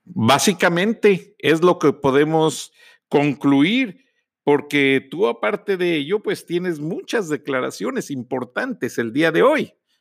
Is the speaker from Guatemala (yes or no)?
no; Mexico; como decimos en México